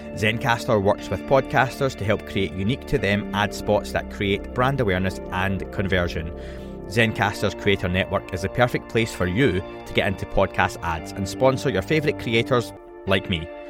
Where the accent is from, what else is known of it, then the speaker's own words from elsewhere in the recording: Scotland, United Kingdom; I'm from Scotland